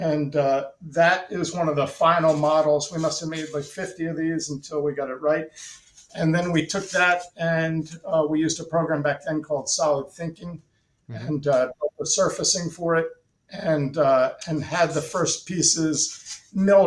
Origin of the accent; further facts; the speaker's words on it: United States; moved away as an adult; also born or lived in Italy / New York / San Francisco / Los Angeles; I had the American technical background